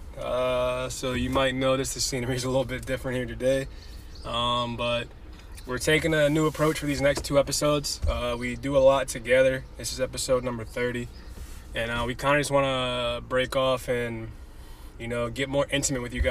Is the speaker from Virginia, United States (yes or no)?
yes; Richmond, Virginia, United States; moved away as an adult; also born or lived in New Hampshire; now in Tulsa, United States; But I was born and raised Richmond, Virginia. Lived there for 25 years of my life